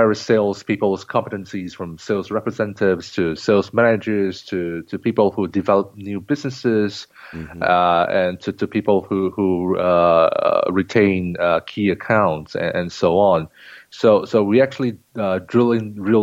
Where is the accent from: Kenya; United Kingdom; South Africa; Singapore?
Singapore; moved away as an adult; now in Shanghai, China; I'm a native of Singapore, and then came to Shanghai in 2004